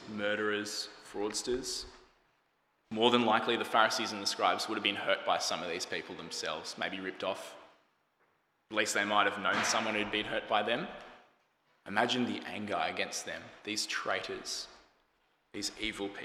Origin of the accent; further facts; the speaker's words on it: Australia; As an Australian